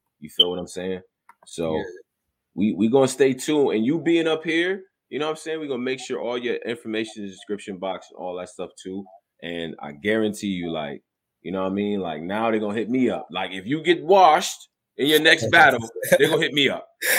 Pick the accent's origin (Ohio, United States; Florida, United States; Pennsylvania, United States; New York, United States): New York, United States; Rochester; I'm from upstate New York, by the way. I'm from Rochester, New York.